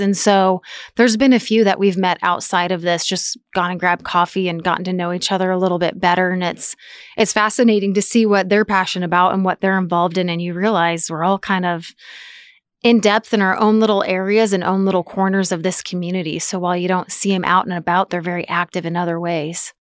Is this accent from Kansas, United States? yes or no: yes; Topeka, Kansas, United States; moved away as an adult; now in Manhattan, United States; From Topeka